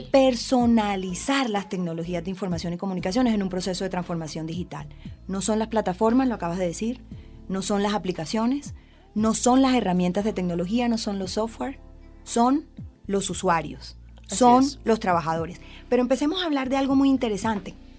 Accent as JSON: {"language": "Spanish", "area": "Colombian Caribbean coast", "region": "Caribbean Region", "country": "Colombia", "said": "como decimos las costeñas"}